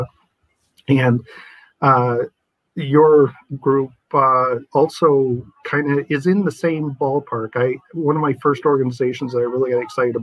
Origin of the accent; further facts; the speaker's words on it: Port Huron, Michigan, United States; moved away as an adult; also born or lived in Kalamazoo, Michigan / Lansing, Michigan; I consider myself a native Michigander in exile. I had to come here for work. I was born in Smith's Creek, which is outside of Port Huron. Went to high school in Port Huron.